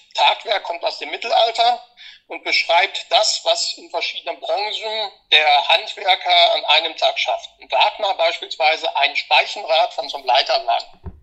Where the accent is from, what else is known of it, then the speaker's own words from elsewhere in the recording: Munich, Bavaria, Germany; hier bei uns in München